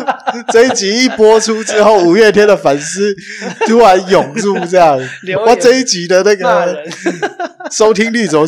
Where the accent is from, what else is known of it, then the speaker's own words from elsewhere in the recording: Hualien County, Taiwan; 我本来就花莲人